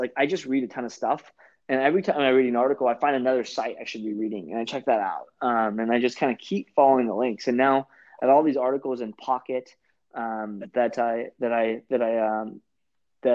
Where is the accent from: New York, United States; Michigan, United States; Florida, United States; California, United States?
California, United States; Orange County; I'm from Orange County too